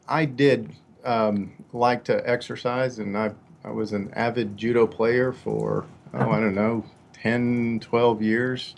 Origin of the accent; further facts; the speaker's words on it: Katy, Texas, United States; I grew up on two acres in uh, Katy, Texas